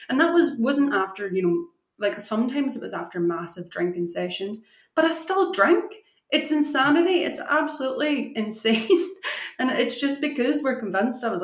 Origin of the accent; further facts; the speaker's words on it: Scotland, United Kingdom; also born or lived in Ireland; growing up in Ireland and Scotland, you said your dad's Irish, you know, yeah we grew up, it was just what everybody did.